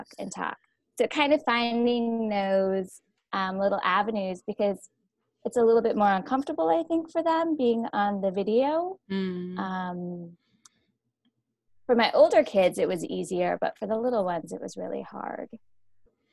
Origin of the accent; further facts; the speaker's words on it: West Burke, Vermont, United States; I'm from West Burke.